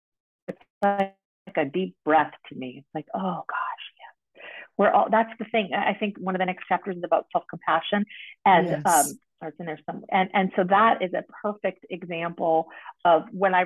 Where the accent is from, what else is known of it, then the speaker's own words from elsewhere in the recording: East Coast, United States; I am from the East Coast